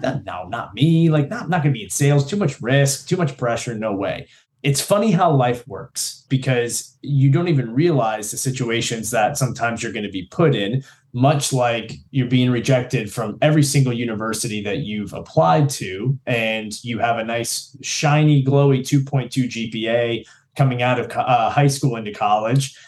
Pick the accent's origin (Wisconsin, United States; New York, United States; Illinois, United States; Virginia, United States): Virginia, United States; Newport News; I was originally from Newport News in the southeast region of Virginia here in the United States